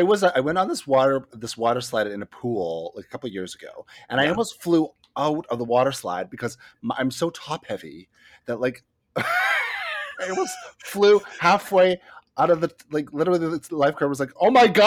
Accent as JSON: {"language": "English", "town": "Smithers", "region": "British Columbia", "country": "Canada"}